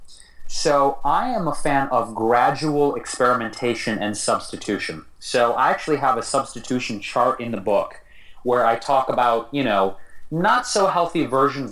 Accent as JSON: {"language": "English", "town": "Detroit", "region": "Michigan", "country": "United States", "tie": "born or raised there", "moved": "yes", "lives_now": "Los Angeles, United States", "said": "my hometown, Detroit"}